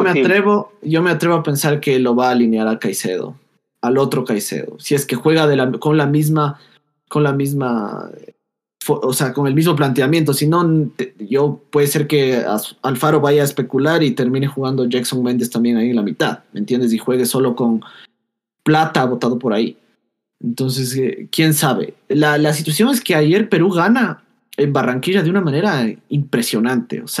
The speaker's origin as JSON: {"language": "Spanish", "country": "Ecuador", "said": "somos ecuatorianos y somos gente."}